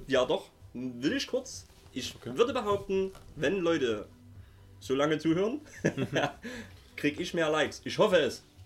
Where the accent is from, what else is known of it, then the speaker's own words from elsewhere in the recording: Saxony, Germany; accent: Saxon; wir kommen aus dem wunderschönen Sachsen